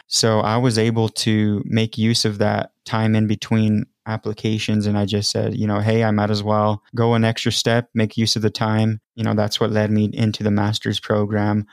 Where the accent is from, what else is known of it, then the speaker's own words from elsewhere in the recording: Las Vegas, New Mexico, United States; moved away as an adult; now in Albuquerque, United States; I grew up in Las Vegas, New Mexico, and I always have to preface it with not Nevada.